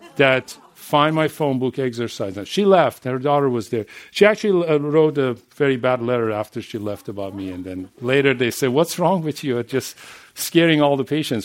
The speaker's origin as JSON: {"language": "English", "country": "Iran", "tie": "born or raised there", "second_language": "English", "moved": "as an adult", "said": "I'm coming from Middle East, from Iran. And I know, and I raised and grew up there."}